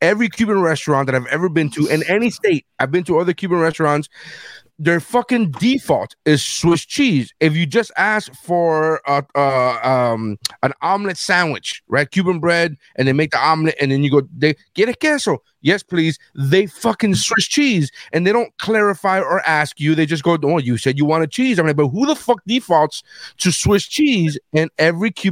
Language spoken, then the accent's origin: English; Nicaragua; now in Miami, United States; I'm from Nicaragua. I was born in Nicaragua.